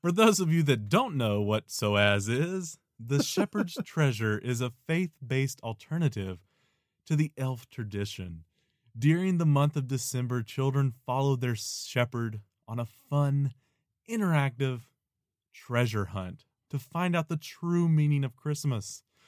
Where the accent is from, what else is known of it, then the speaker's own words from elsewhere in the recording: Nashville, Tennessee, United States; moved away; my home, my home town, Nashville